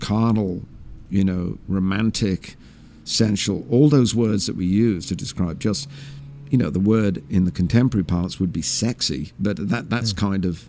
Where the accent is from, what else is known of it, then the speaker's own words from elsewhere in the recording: England, United Kingdom; Some of the people that he wrote about were people I couldn't have known about at all in growing up in England.